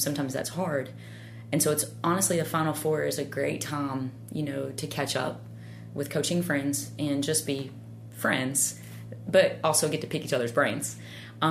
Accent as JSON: {"language": "English", "region": "Tennessee", "country": "United States", "tie": "born or raised there", "moved": "yes", "said": "growing up in Tennessee"}